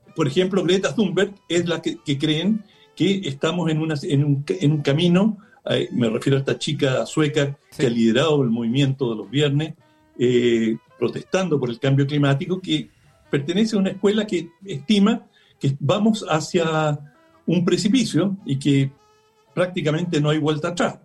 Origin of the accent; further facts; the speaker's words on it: Chile; como chilenos